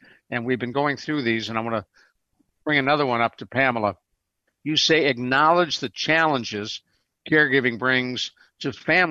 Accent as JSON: {"language": "English", "town": "Cleveland", "region": "Ohio", "country": "United States", "tie": "born or raised there", "moved": "yes", "lives_now": "San Antonio, United States", "said": "Years ago, I was living in San Antonio, still live in San Antonio, my brother living where I grew up in Cleveland"}